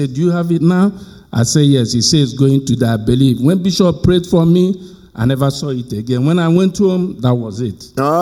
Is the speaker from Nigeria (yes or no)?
yes; Nigeria; moved away; I was born in Nigeria